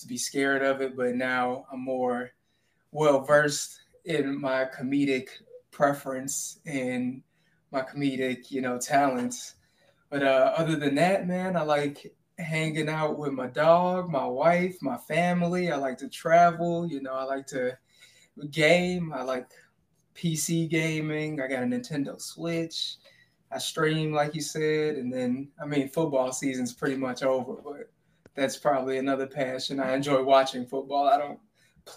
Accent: Chicago, Illinois, United States; moved away as an adult; also born or lived in Seattle area; now in Seattle, United States; I'm from Chicago originally

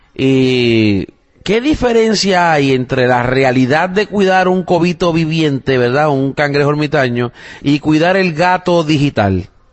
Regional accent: Puerto Rico; now in United States; Yo soy puertorriqueño. pero o sea, no nacido aquí en los Estados Unidos, he nacido y criado en Puerto Rico

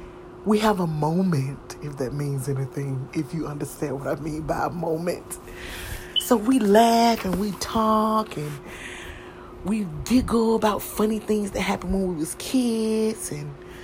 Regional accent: the South, United States; I was from the South

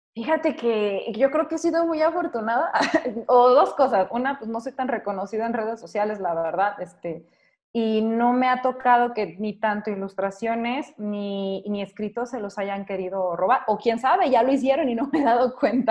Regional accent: Mexico; soy de México

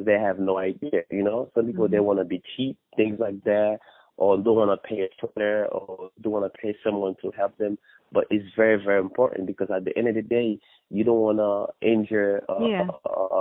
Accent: Haiti; also born or lived in Dominican Republic; now in United States; I was born in Dominican Republic, but I was raised in Haiti. Haiti is my hometown, you know, that's what I know pretty much. So, yeah, I'm Haitian.

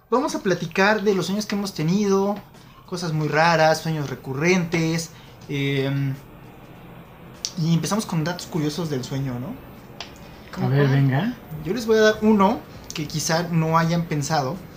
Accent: Álvaro Obregón, Mexico City, Mexico; Nosotros estamos, somos de Álvaro Obregón

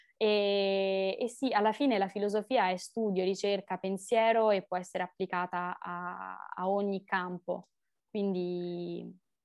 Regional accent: Rome, Lazio, Italy; sono di Roma

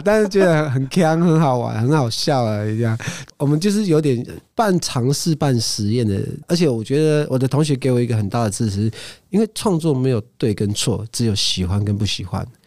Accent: Amis area, Taiwan; first language Amis; Chinese is a second language; 我自己的族群，甚至我自己的部落

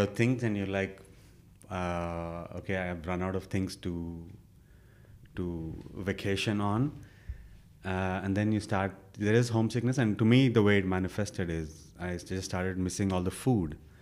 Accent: India; born or raised there; moved away as an adult

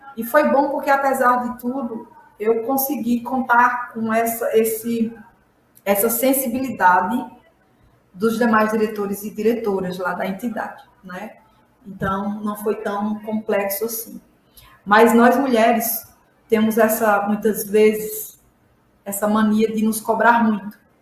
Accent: Ouro Branco, Alagoas, Brazil; Eu sou sertaneja, sou do estado de Alagoas, da região semiárida, um município chamado Ouro Branco Alagoas

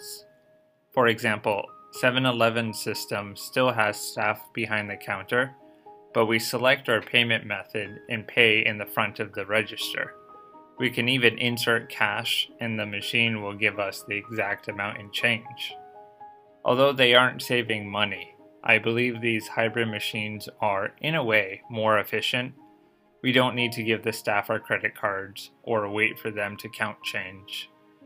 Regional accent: Boston suburbs, Massachusetts, United States; moved away as an adult; now in Tokyo, Japan; not in the suburban areas like my hometown

